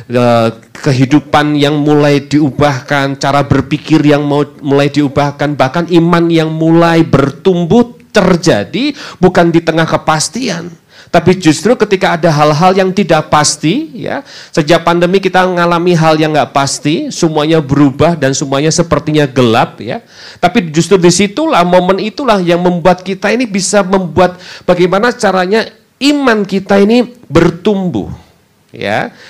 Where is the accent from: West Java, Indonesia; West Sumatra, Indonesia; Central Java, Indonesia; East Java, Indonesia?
Central Java, Indonesia; Semarang; also born or lived in Bandung; sudah semenjak tahun lalu saya bersama dengan keluarga pindah ke kota Semarang, kota asal saya. Eh, setelah kurang lebih sekitar 17 tahun tinggal di kota Bandung, saudara.